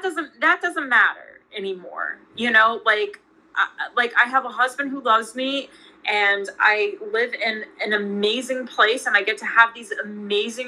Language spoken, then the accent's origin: English; Washington, District of Columbia, United States; I grew up in Georgetown in Washington, D.C.